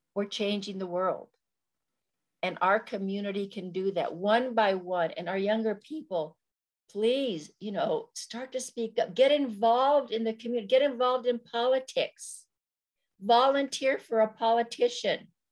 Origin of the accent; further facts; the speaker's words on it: Corrales, New Mexico, United States; I was born and raised in a little town outside of Albuquerque, New Mexico called Corrales.